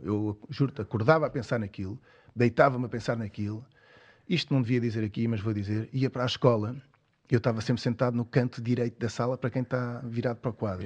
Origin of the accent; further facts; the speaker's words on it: Cascais, Lisbon, Portugal; sou lá de Cascais